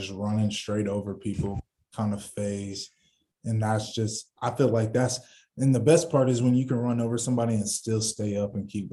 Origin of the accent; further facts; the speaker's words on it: Illinois, United States; I'm from Illinois